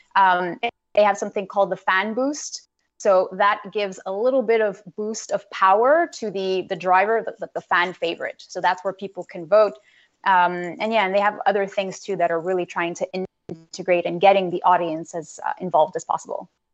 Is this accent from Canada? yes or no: yes; Canada; as a Canadian